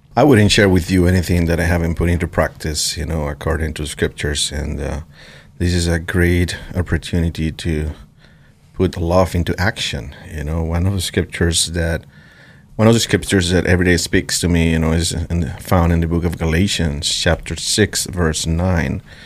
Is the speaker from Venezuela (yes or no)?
yes; Venezuela; now in Idaho, United States; I come from Venezuela